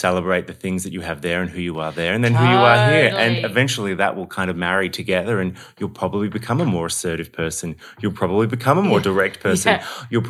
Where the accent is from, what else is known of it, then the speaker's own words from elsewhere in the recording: Australia; oh, my God, you're Aussie. I love it. And then when they find out I'm also Irish, they just lose it